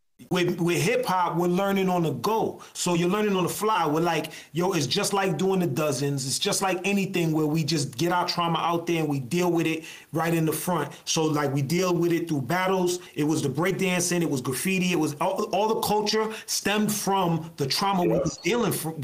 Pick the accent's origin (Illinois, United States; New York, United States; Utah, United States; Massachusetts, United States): Massachusetts, United States; Lawrence; I come from Lawrence, like through and through